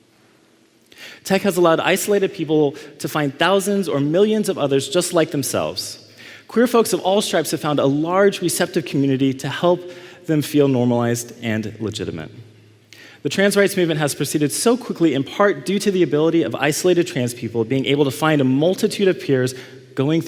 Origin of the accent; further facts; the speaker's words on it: Dallas, Texas, United States; Dallas, my hometown, I grew up in Dallas